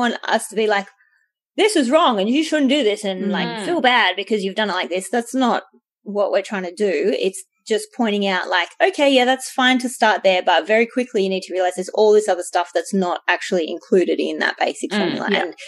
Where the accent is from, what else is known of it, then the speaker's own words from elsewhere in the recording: Australia; We're Australian experts, yeah, not the other way.